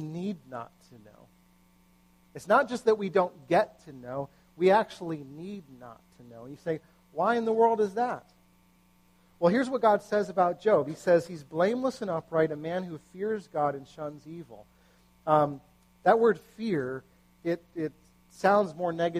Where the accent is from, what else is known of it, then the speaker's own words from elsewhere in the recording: United States; as an American